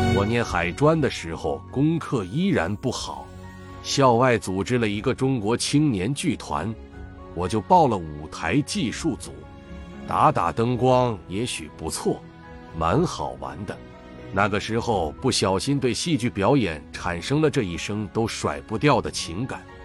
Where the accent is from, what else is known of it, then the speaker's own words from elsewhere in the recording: Taiwan; 我在台湾出生